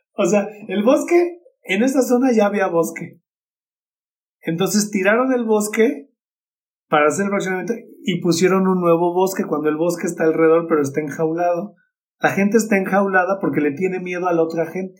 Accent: Mexico; mi ciudad natal, en Coca

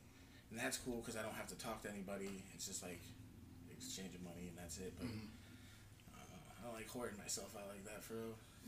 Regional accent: Akron, Ohio, United States; I'm from Akron.

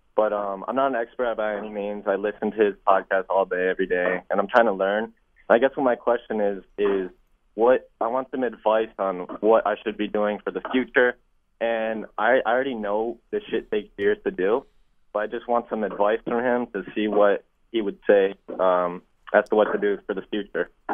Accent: Kenya; now in United States; I'm from Kenya originally living in the US

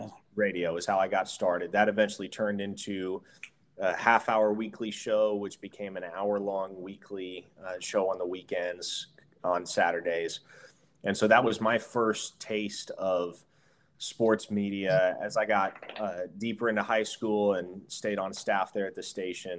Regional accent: Omaha, Nebraska, United States; my hometown of Omaha, Nebraska

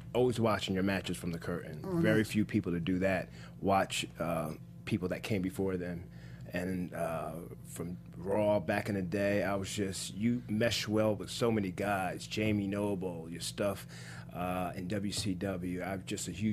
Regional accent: Dirty Jersey, New Jersey, United States; Born and raised in Dirty, New Jersey

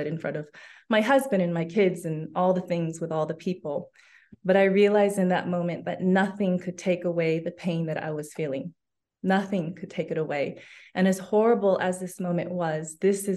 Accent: Los Angeles, California, United States; moved away as an adult; also born or lived in London, United Kingdom; now in Barcelona, Spain; I'm originally from Los Angeles, California

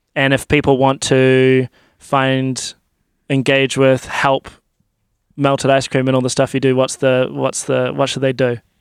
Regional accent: Timaru, Canterbury, New Zealand; now in Christchurch, New Zealand; I grew up in Timaru

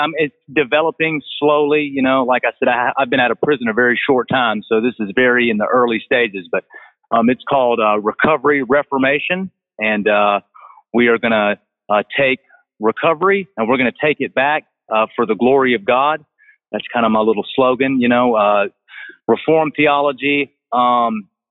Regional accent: Augusta, Georgia, United States; also born or lived in Greenville, South Carolina; now in Greenwood, United States; I'm originally from Augusta, Georgia

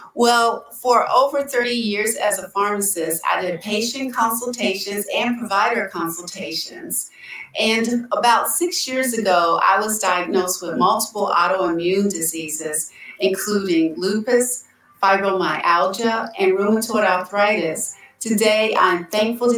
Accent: Hampton, Virginia, United States; also born or lived in Raleigh, North Carolina; now in Hampton, United States; I'm originally from Hampton, Virginia. I've lived in the Raleigh, North Carolina area for over 30 years. And so I've recently come back home.

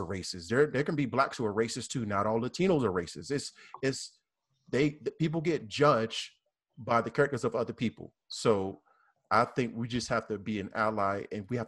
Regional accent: the South, United States; accent: southern; that was my southern accent

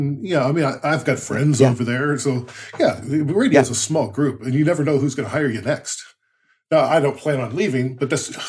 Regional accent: United States; now in Canada; I'm from the States originally

